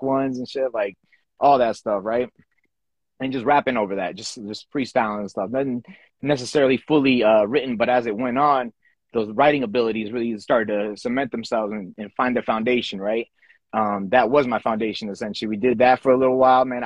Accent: Fairfax County, Annandale, Springfield, Virginia, United States; also born or lived in El Salvador; we came straight to Virginia, moved around a lot throughout Virginia growing up, and then pretty much eventually got settled down in my main area has always been kind of Fairfax County, Annandale area, Springfield for sure. I would consider like my hometown

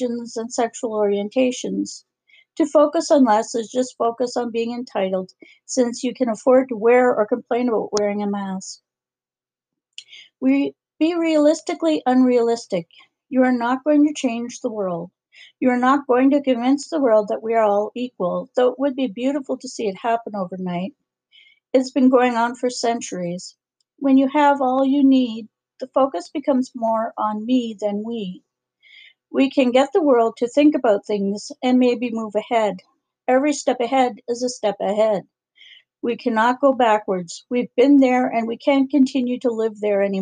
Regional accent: Canada; as a Canadian

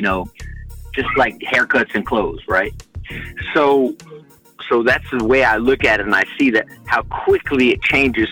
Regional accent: United States; As an American

